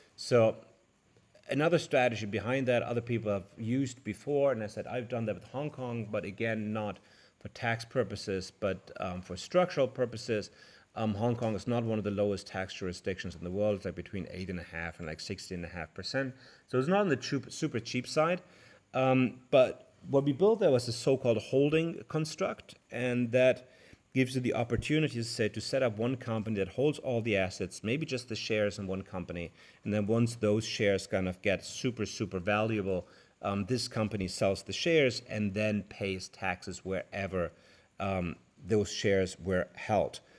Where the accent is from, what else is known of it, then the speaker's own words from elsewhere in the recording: Germany; I come from Germany